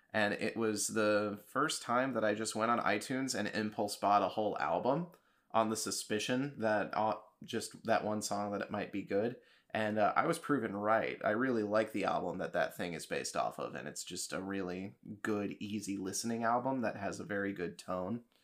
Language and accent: English; Kansas City, United States; So I was living there at the time because that's my hometown.